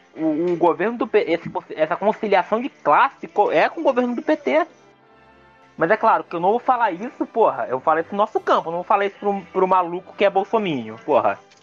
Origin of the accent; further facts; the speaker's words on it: Nova Iguaçu, Rio de Janeiro, Brazil; eu sou de Nova Iguaçu, né?